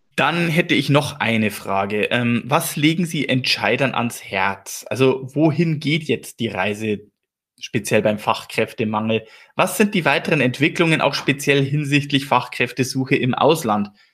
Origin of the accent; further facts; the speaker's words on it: Regensburg, Bavaria, Germany; Ich selber bin ja gebürtiger Regensburger